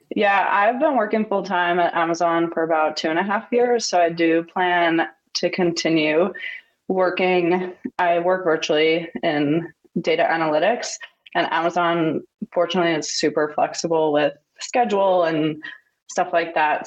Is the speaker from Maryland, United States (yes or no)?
no; Huntington, New York, United States; I'm from Huntington, New York, which is on Long Island